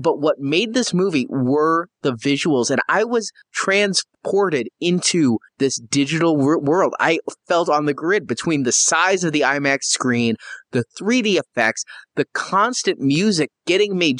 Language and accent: English; Midwest, United States; I'm from the Midwest